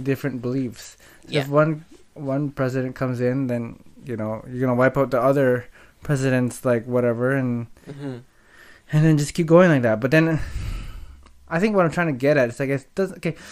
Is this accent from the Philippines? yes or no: no; Canada; we're Canadian